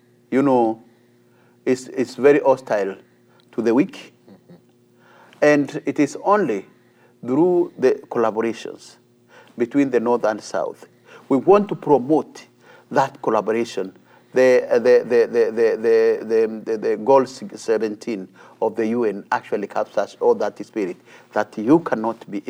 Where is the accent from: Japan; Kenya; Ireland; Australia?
Kenya; as a Kenyan